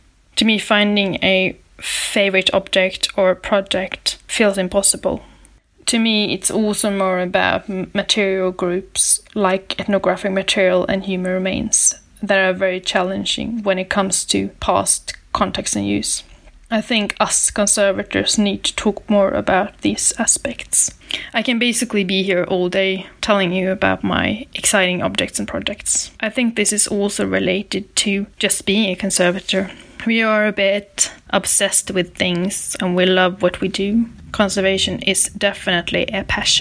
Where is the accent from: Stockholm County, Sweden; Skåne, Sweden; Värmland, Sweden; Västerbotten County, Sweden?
Värmland, Sweden; Lysvik; moved away as an adult; now in Oslo, Norway; I'm originally from Sweden, from a small village called Lysvik